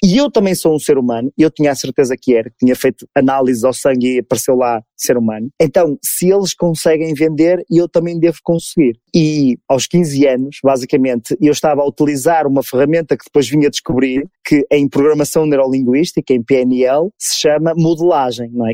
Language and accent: Portuguese; Porto, Norte, Portugal; sou natural do Porto, aqui em Portugal, uma cidade aqui do norte de Portugal